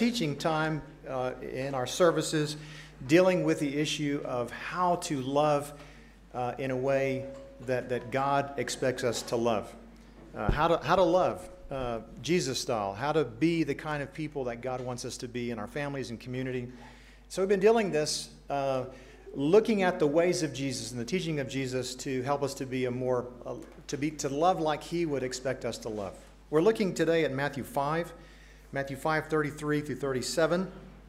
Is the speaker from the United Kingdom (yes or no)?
no; Accra, Greater Accra, Ghana; now in United States; I grew up in Accra, Ghana